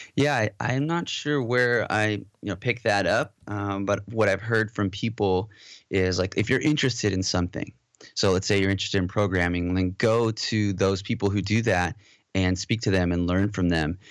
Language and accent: English; Southern California, United States; also born or lived in Modesto, California / Moorpark, California / Valencia, California; born and raised in California and raised mostly in Southern California, uh, the Valley